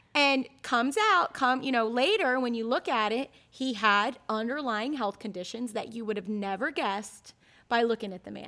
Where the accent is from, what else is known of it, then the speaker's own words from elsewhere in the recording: Ocala, Florida, United States; all my sisters and I growing up in Ocala